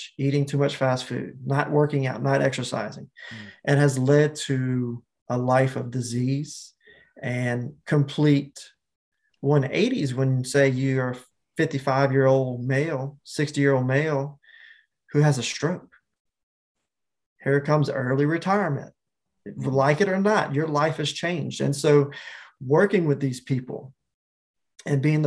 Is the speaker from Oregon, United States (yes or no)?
no; Picayune, Mississippi, United States; moved away as an adult; also born or lived in Hawaii; my hometown of Picayune, Mississippi